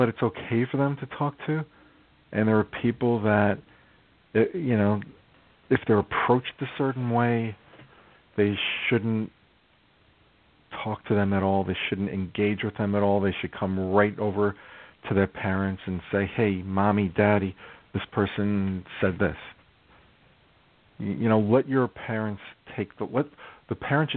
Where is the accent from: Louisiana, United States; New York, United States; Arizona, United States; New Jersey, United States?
New York, United States; New York City; moved away as an adult; I grew up in New York City